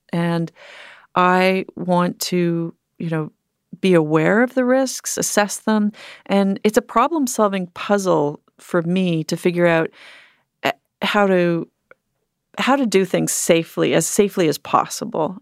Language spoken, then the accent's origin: English; Canada; growing up in Canada